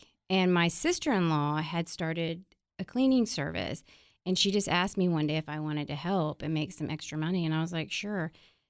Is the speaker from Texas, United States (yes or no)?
yes; San Antonio, Texas, United States; moved away; No, I am from San Antonio.